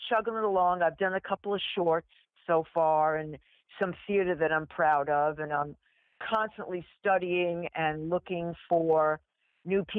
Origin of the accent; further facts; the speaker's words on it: New York, United States; I grew up in New York